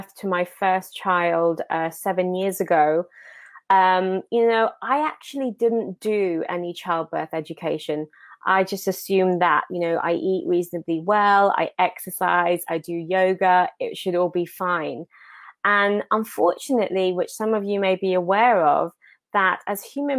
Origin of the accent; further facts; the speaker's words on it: Enfield, London, United Kingdom; now in Washington DC, United States; I am born and raised in Enfield, but currently living here in Washington DC.